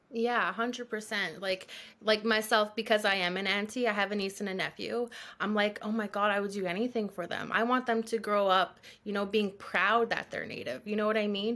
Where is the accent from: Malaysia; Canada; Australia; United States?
Canada; Thunder Bay, Ontario; I had the privilege of growing up in Thunder Bay